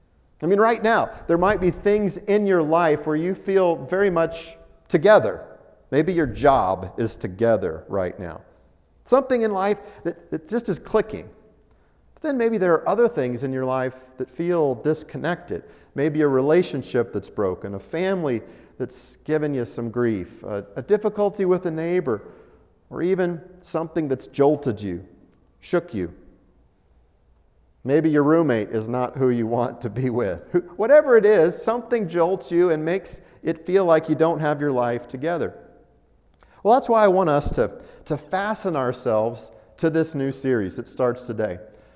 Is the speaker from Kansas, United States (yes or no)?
no; Colorado, United States; also born or lived in Altus, Oklahoma; Now, I was born in Colorado, and at some point in my father's ministry, we were able to move back to his hometown and do ministry in Altus, Oklahoma. After that season was over, we returned to Colorado.